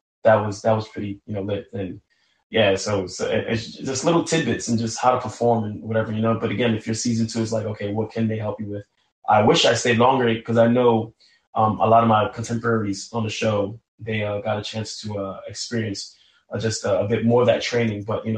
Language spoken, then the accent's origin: English; New York City, New York, United States; because again, I'm from New York City. You walk down the block, somebody's out on Broadway